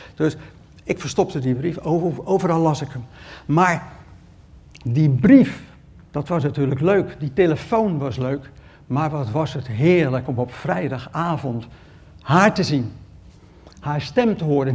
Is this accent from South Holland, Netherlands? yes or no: yes; Rotterdam, South Holland, Netherlands; Ik kom uit Rotterdam